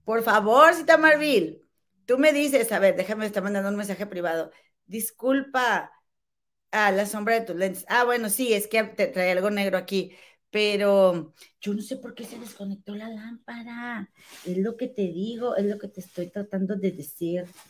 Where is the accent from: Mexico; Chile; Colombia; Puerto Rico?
Mexico; Monterrey, Nuevo León; moved away as an adult; now in Chicago, United States; Aquí en Chicago, la verdad, he, sido más mexicana que en México